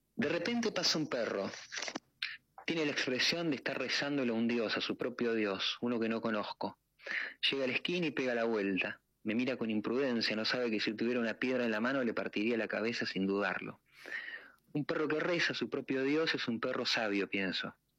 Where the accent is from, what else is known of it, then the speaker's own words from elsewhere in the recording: Tandil, Buenos Aires Province, Argentina; yo de Tandil, y en Tandil ustedes saben que hay un lago, ¿no? Entonces, eh, lago artificial. Entonces, como de muy pibe, siempre iba, nadaba